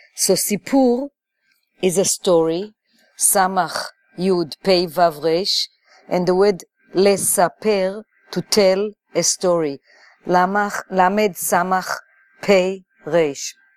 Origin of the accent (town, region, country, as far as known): Jerusalem, Israel; born or raised there; also born or lived in New York City; now in New York, United States